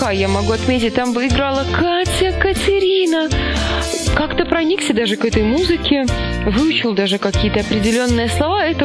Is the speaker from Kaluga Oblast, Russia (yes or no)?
yes; Kaluga, Kaluga Oblast, Russia; в котором я встретила друзей из Калуги, из родной Кирилл тебе Калуги.